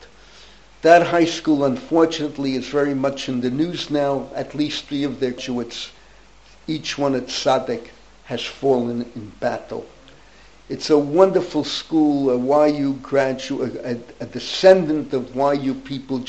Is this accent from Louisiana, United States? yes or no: no; New York City, New York, United States; When I was growing up in the Bronx